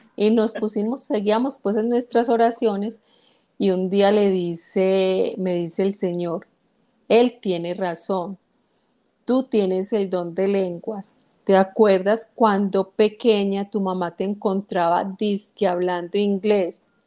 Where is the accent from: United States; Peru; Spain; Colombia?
Colombia; Guatapé, Antioquia; Guatapé, que es mi pueblo natal